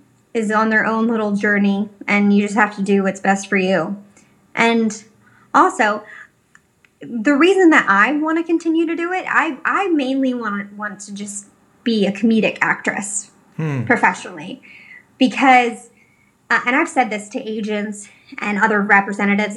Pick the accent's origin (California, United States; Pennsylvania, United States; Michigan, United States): Pennsylvania, United States; Philadelphia; moved away as an adult; now in Los Angeles, United States; I'm from Northeast Philadelphia, where like majority of my friends have, or people that I went to high school